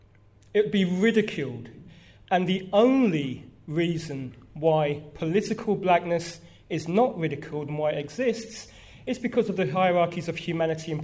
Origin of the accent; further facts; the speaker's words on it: London, United Kingdom; I'm an African born in Park Royal in London